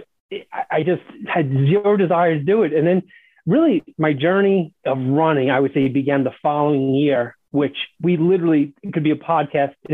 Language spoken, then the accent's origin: English; New York City, New York, United States; moved away; growing up in the Bronx